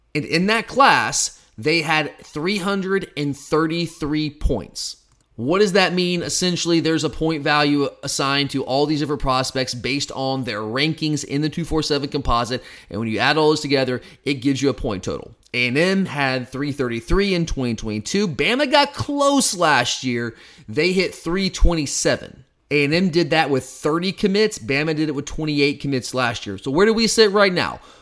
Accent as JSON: {"language": "English", "area": "Gwinnett County", "region": "Georgia", "country": "United States", "tie": "born or raised there", "moved": "as an adult", "lives_now": "Athens, United States", "said": "I'm from Gwinnett County. I still have some people that I know around, around that area. In fact, Park View was my rival. I went to Brookwood High School."}